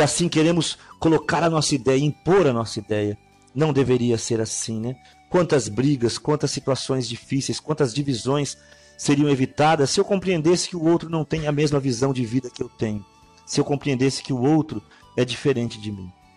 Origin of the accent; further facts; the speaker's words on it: Brazil; Nós que somos aqui do Brasil